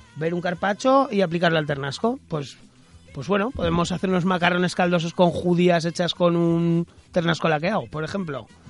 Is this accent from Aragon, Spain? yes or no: yes; Aragon, Spain; desde nuestra tierra, ¿no? Y desde Aragón